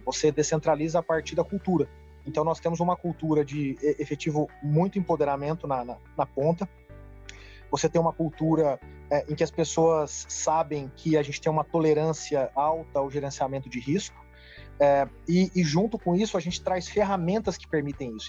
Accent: Uberaba, Minas Gerais, Brazil; moved away as an adult; also born or lived in São Paulo; Vim do interior da cidade de Uberaba para São Paulo para fazer direito

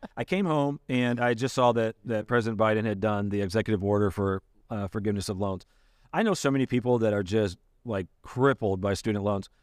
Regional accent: Michigan, United States; moved away as an adult; now in Ohio, United States; I grew up in Michigan, but, uh, I've been, I've lived here eighteen years

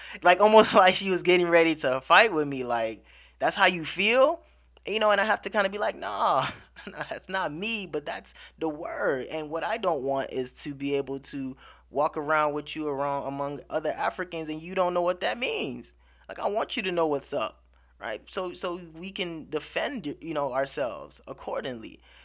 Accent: United States; I'm growing up in America

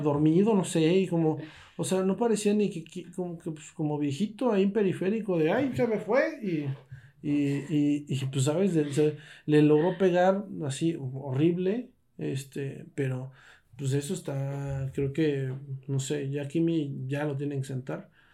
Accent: Mexico; somos mexicanos

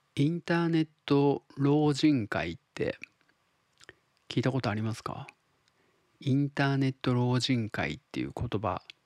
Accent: Tottori, Japan; 僕が鳥取生まれギターポップ育ちの刑事です

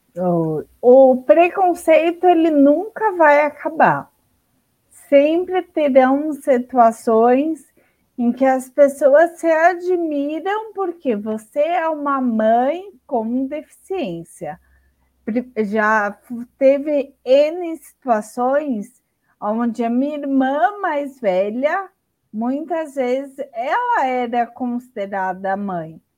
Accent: São Paulo, Brazil; Eu sou daqui de São Paulo, capital, tenho 39 anos

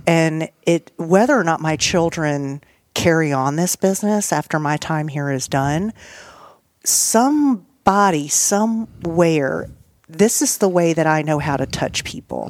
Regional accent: Nashville, Tennessee, United States; also born or lived in Nice, France; I was from Nashville, Tennessee

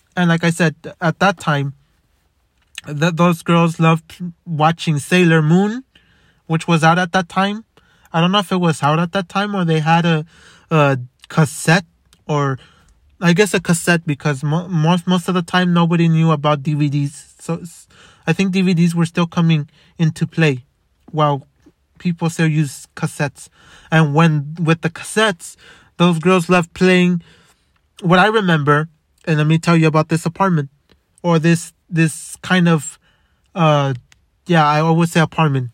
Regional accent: Los Angeles, California, United States; also born or lived in Montebello, California; I was born in Boyle Heights. In White Memorial.

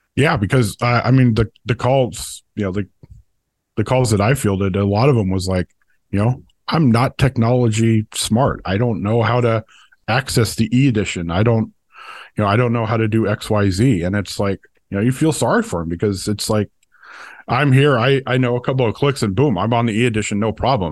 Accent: Oakland, California, United States; moved away; I grew up in Oakland

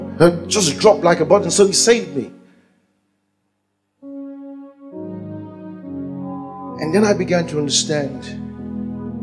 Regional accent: Nigeria; I'm a Nigerian

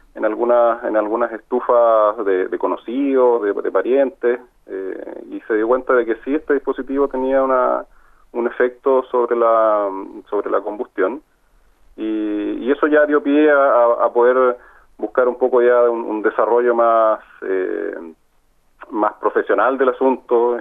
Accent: Talca, Maule, Chile; nosotros somos de acá de Talca

